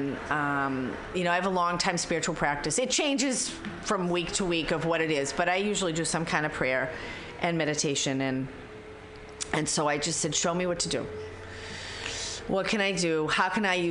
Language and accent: English; Boston, Massachusetts, United States; now in San Francisco Bay Area, United States; I'm from Boston